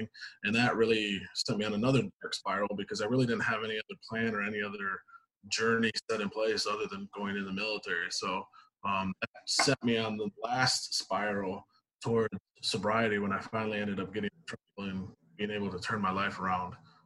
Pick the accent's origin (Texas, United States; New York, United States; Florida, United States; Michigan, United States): Michigan, United States; Grand Rapids; So I am originally from Grand Rapids. I've been born and raised here my entire life